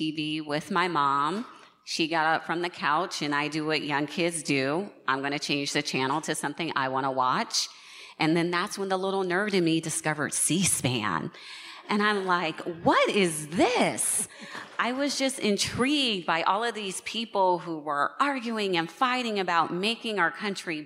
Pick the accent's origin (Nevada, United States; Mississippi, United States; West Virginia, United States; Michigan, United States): Nevada, United States; in Nevada, my home state